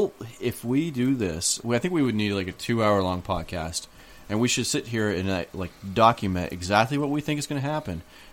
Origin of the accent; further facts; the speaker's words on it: the North, United States; accent: Northern; I know that I sound more like I'm from the North.